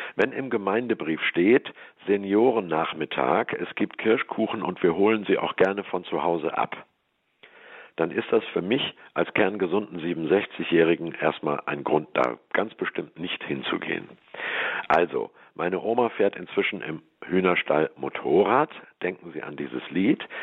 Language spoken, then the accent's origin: German; Hamburg, Germany; now in Swabia, Germany; Ich bin ja Hamburger, lebe nur in Schwaben.